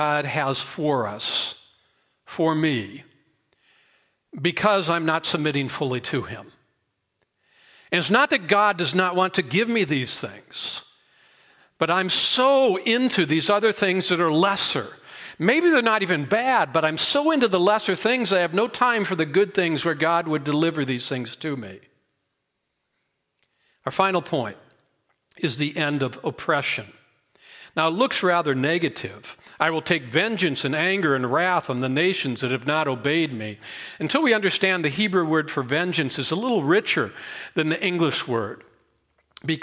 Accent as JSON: {"language": "English", "town": "Boulder", "region": "Colorado", "country": "United States", "tie": "born or raised there", "said": "growing up in Boulder"}